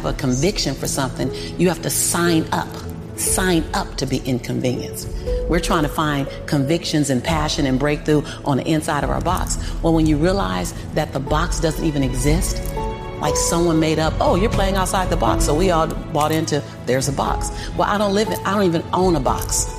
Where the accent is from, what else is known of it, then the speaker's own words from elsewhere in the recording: Los Angeles, California, United States; born and raised in South Central